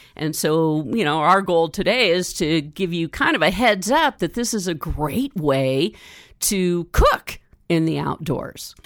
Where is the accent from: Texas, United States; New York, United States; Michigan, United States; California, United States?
California, United States; Northern; growing up in Northern California